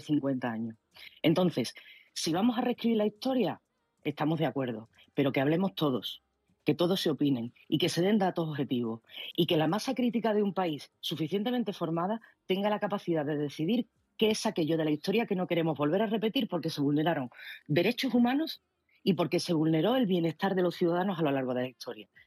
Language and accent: Spanish; Spain; como española